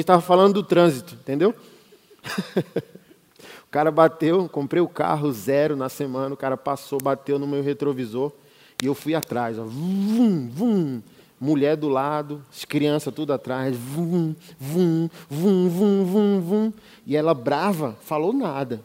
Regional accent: Brasília, Federal District, Brazil; sou de Brasília

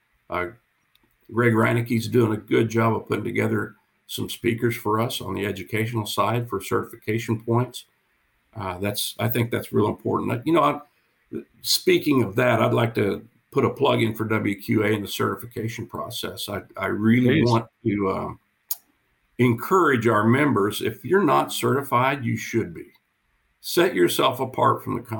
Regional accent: Kansas, United States; moved away as an adult; now in Phoenix, United States; I'm originally from Kansas

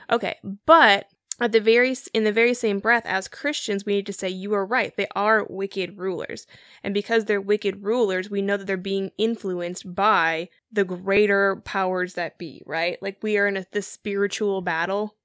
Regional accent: United States

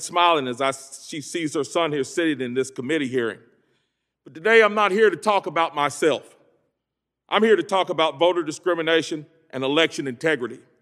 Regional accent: Greensboro, North Carolina, United States; I hail from Greensboro, home of the Woolworth sit-ins, an epicenter of the civil rights movement

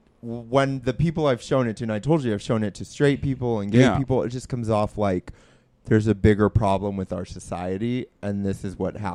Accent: Southern California, United States; I'm from SoCal, like Long Beach, Norwalk, Southgate.

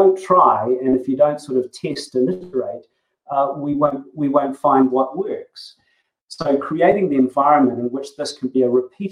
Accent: New Zealand; accent: Kiwi; as you may have noticed from my accent, I'm actually a Kiwi

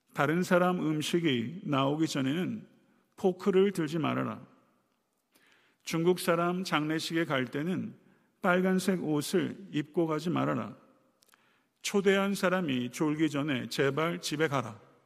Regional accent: South Korea; 우리는 한국 사람이며

